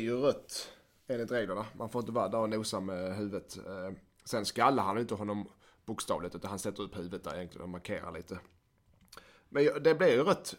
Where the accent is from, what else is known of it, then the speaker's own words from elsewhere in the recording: Skåne, Sweden; accent: Scanian (skånska); min skånska